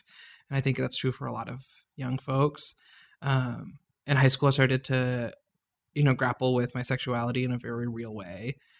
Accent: suburbs of Chicago, Illinois, United States; also born or lived in Karachi, Pakistan / Addison / Lombard / Schaumburg; I was born in Karachi, Pakistan, but very much grew up in the suburbs of Chicago.

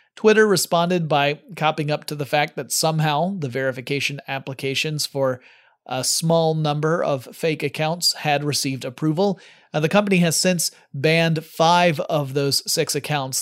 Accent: United States; I'm American, so I tend to call it soccer

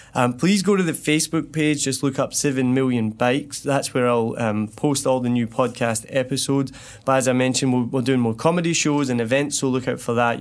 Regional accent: Scotland, United Kingdom; accent: soft Scottish; moved away as an adult; now in Ho Chi Minh City, Vietnam; I'm Scottish

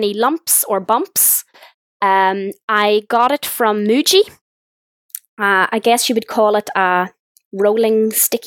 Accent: Northern Ireland, United Kingdom; I'm from Northern Ireland

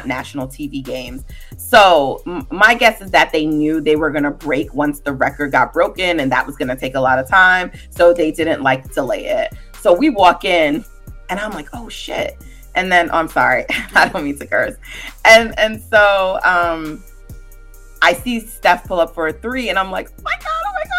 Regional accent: New York, United States; So I actually live on the East Coast. I'm from New York

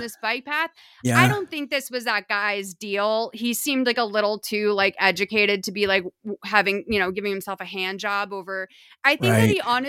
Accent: New England, United States; It's a really, really beautiful like feature of growing up in New England.

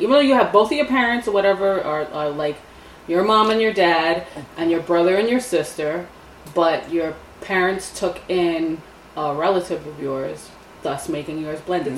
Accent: New York City, New York, United States; moved away as an adult; now in upstate New York, United States; We're from New York. We're from the city. I'm from Staten Island.

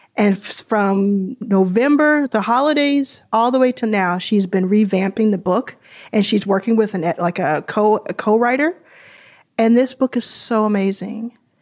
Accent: Dallas, Texas, United States; also born or lived in Jackson, Mississippi / Houston, Texas; I think of Dallas as my hometown.

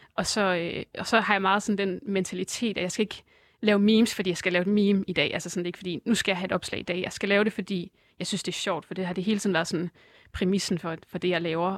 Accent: Aarhus and Herning, Central Denmark Region, Denmark; moved away as an adult; now in Copenhagen, Denmark; alle mine venner var øh, tilbage i Aarhus og Herning, hvor jeg kommer fra

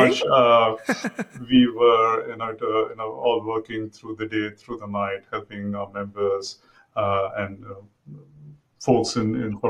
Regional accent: Mumbai, Maharashtra, India; moved away as an adult; now in United States; I grew up in Mumbai, it used to be called Bombay then

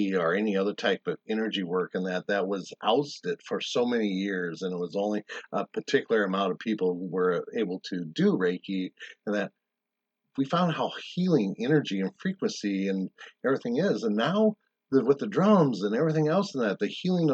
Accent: South Dakota, United States; moved away; also born or lived in Arizona; I grew up in South Dakota

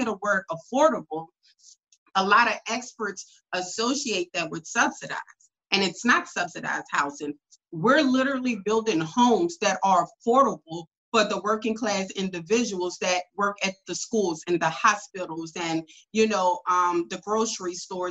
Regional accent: New Orleans, Louisiana, United States; I'm from New Orleans, Louisiana.

